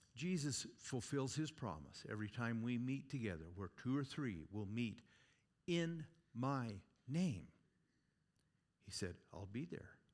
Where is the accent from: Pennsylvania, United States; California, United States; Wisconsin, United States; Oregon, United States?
Oregon, United States; moved away as an adult; now in Gillette, Wyoming, United States; Growing up in Oregon, I'm telling you what, spend half my life there